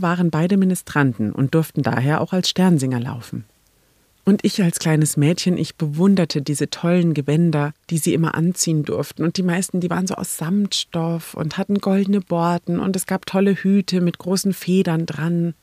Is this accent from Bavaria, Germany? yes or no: yes; Neumarkt in der Oberpfalz, Bavaria, Germany; als Kind, war die Krippenausstellung im Reitstadel in meiner Heimatstadt Neumarkt in der Oberpfalz